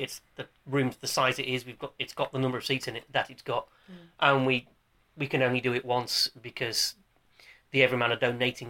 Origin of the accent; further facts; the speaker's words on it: United Kingdom; We're British. It wasn't on the telly here.